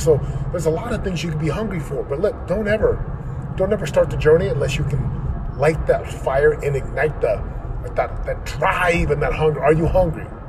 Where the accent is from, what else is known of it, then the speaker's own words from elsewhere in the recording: Orem, Utah, United States; moved away as an adult; now in Southern California, United States; where I grew up in Orem, Utah